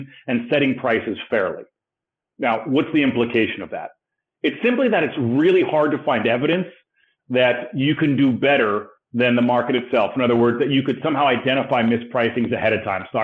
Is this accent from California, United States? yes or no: yes; Los Angeles, California, United States; I was born and raised in Los Angeles. I'm a California